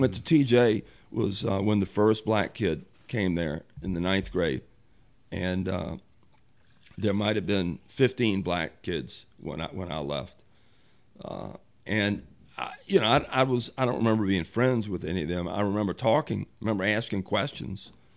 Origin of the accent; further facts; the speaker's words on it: Richmond, Virginia, United States; also born or lived in Chesterfield County, Virginia; when I grew up in Richmond, you had to do something to know black people.